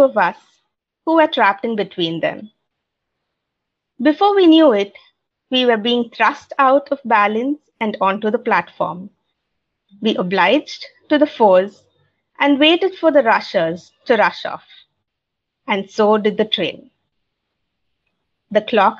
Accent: India; I'm from India

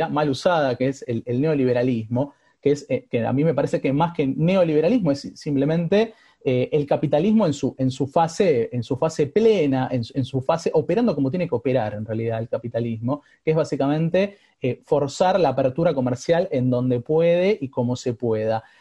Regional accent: Bolivia; Digo, no solamente soy boliviano, también soy aymara, por ejemplo.

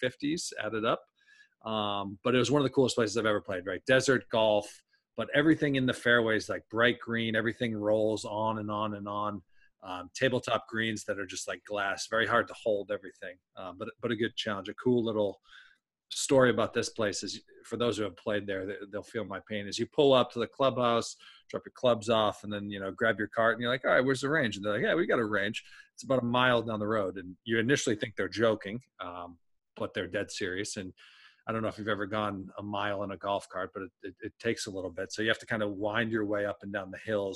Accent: New England, United States; We grew up in New England

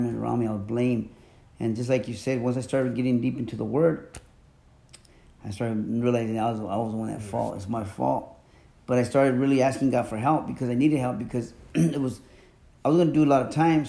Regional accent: Mexico; moved away; I'm from Mexico. My family, we're traditional Mexicans

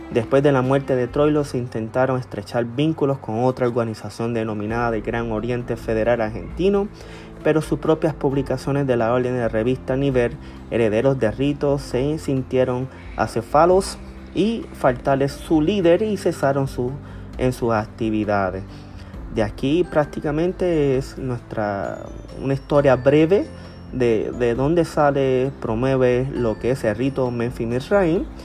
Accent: Puerto Rico; ya que nosotros como puertorriqueños eh, eh, se ha fomentado a través de todos los años un rito escocés antiguo y aceptado

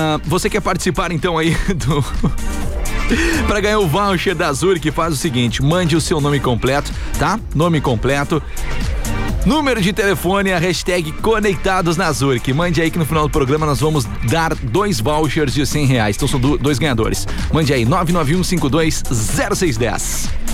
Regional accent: Pelotas, Rio Grande do Sul, Brazil; eu sou do Fragata

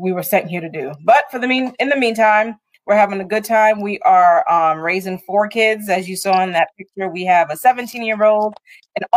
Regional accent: New York City, New York, United States; moved away as an adult; now in Augusta, United States; I grew up in Brooklyn

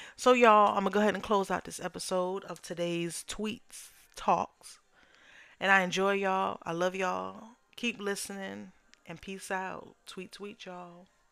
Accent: New York, United States; now in Southern United States; I'm originally from New York

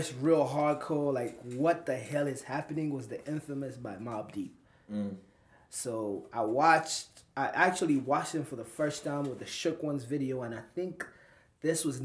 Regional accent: Uganda; moved away as an adult; also born or lived in East Coast, United States / Midwest, United States; now in United States; I grew up in Uganda

